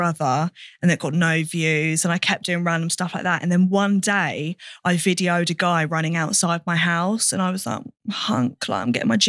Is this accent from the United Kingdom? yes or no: yes; Cambridge, East of England, United Kingdom